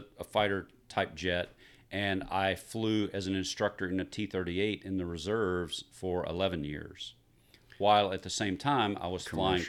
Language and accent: English; Columbus, Mississippi, United States; And right after graduation, I went to pilot training in Columbus, Mississippi, which happened to be my hometown.